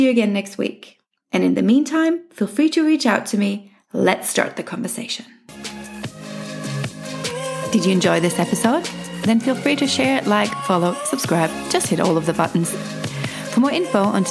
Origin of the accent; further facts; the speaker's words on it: Germany; moved away as an adult; also born or lived in England / Australia; I was born in Germany, but spent most of my adult life living in England and Australia. I returned to Munich in 2019.